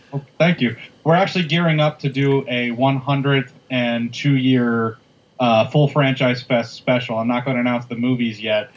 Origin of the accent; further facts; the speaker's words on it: Midwest, United States; us being two Midwesterner white guys